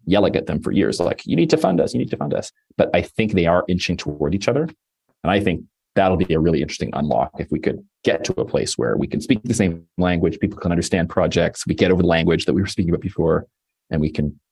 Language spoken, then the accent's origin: English; Toronto, Ontario, Canada; now in Los Angeles, United States; I live in LA and I'm from Toronto.